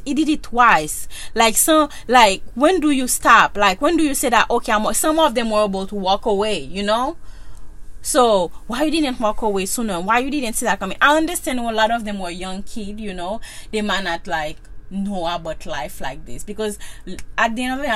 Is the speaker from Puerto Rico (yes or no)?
no; Haiti; moved away; I'm from Haiti